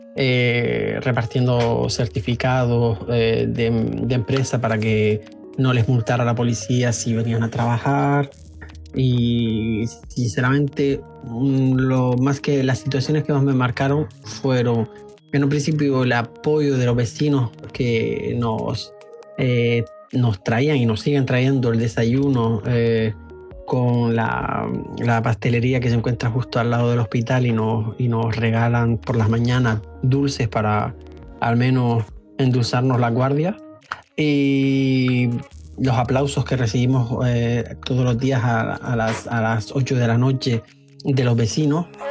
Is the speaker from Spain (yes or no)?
yes; Canary Islands, Spain; moved away as an adult; now in Paris, France; soy español de las Islas Canarias y llevo en Francia desde hace nueve años